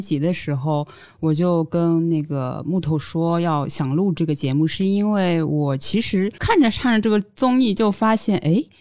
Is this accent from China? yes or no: yes; China; 因为国内其实我们中国人不太就是愿意把离婚这件事情放到一些台面和大众的视野上面来讲嘛